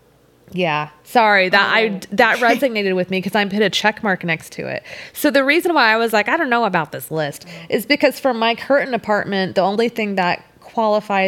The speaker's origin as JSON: {"language": "English", "region": "Texas", "country": "United States", "accent": "Southern"}